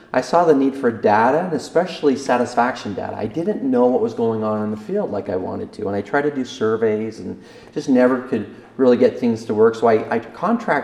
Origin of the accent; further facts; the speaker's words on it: Downey, Idaho, United States; also born or lived in Salt Lake City, Utah; And I'm from Eastern Idaho. I was born in Downey.